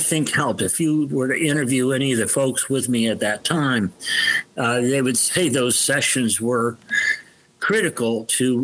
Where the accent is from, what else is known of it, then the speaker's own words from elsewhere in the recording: Youngstown, Ohio, United States; I was born in Youngstown, Ohio, which is the steel town.